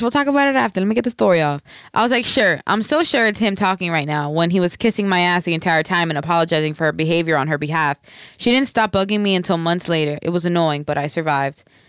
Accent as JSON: {"language": "English", "region": "the South", "country": "United States", "said": "I'm from the South. I say bitches as in women"}